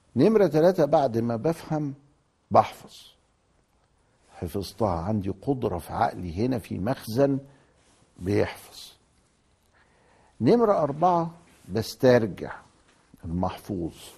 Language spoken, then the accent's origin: Arabic; Egypt; عندنا في مصر هنا